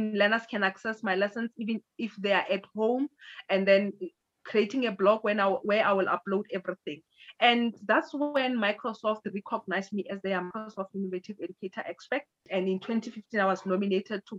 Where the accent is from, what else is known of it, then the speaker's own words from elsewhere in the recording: South Africa; I was from South Africa